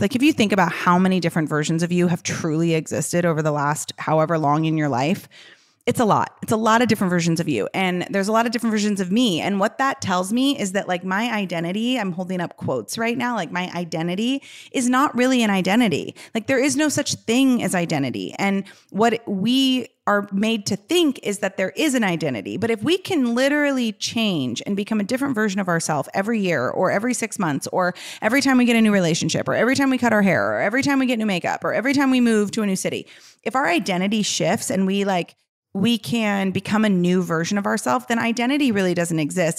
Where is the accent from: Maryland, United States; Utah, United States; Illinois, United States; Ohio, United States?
Illinois, United States; Chicago; I'm from Chicago.